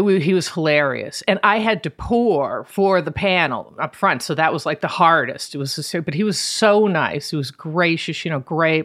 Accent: Boston, Massachusetts, United States; moved away as an adult; also born or lived in New York; I grew up outside of Boston, and then I summered every summer on Cape Cod in Truro

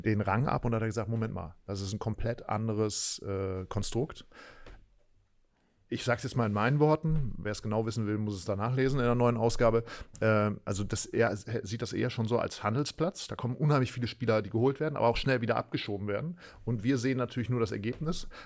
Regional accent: Berlin, Germany; die man ja auch eigentlich so auch wir ja so empfunden haben, so als Berliner.

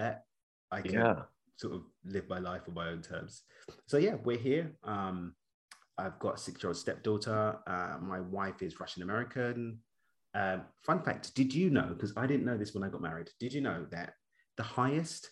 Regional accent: London, United Kingdom; moved away as an adult; now in Cabo San Lucas, Mexico; I was born and raised in East London in the UK.

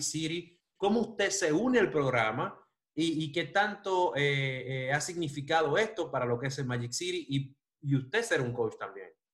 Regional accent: Dominican Republic; now in Miami, United States; yo me crié en República Dominicana

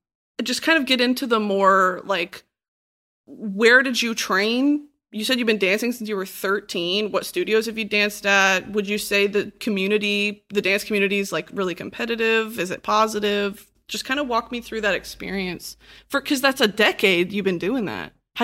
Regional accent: Texas, United States; now in Los Angeles, United States; Hell no. I moved from Texas.

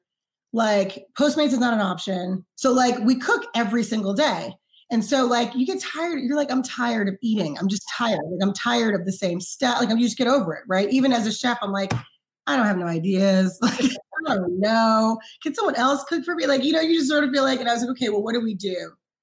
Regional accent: New York City, New York, United States; moved away; I grew up in Harlem

